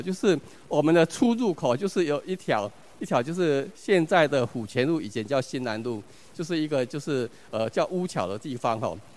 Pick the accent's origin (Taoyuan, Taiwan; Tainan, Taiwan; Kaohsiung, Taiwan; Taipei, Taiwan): Tainan, Taiwan; 我是出生在台湾市安南区哈， 就公亲里，所以其实我是一个很， 很在地的台湾人，我爸爸是新南国小老师哈